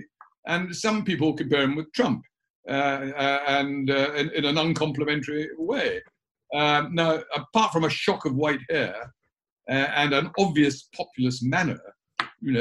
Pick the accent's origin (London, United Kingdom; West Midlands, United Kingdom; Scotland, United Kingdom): Scotland, United Kingdom; Edinburgh; Edinburgh's my home. That's where I was at school and Edinburgh University